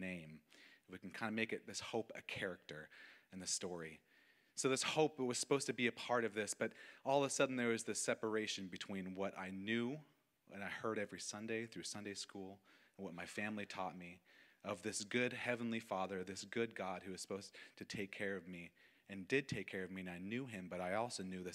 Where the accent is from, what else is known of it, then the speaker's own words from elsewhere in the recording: Auburn, California, United States; also born or lived in Cool, California; I was born in July of 1993, and I grew up in Cool, California, then moved to Auburn. I'm a foothill baby